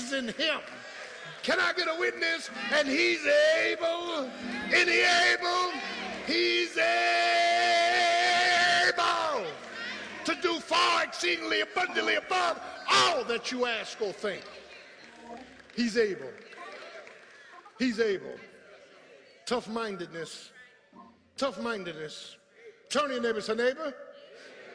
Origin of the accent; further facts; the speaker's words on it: Philadelphia, Pennsylvania, United States; moved away as an adult; I grew up in South Philly with tar and pavement